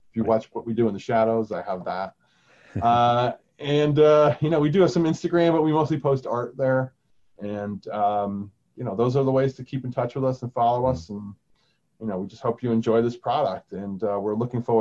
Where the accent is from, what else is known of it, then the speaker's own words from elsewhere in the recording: United States; I'm American